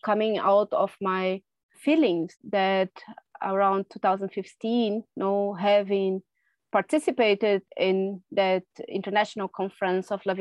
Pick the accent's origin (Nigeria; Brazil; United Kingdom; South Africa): Brazil; first language Portuguese; English is a second language; moved away as an adult; now in Germany; I'm originally from Brazil, but have been living in Germany for quite a while now, almost 20 years.